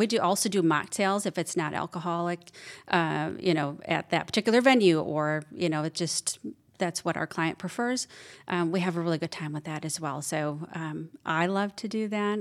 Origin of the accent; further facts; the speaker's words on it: Wisconsin, United States; moved away as an adult; now in Georgia, United States; I grew up in Wisconsin. Um, I've been down here in Georgia for almost five years now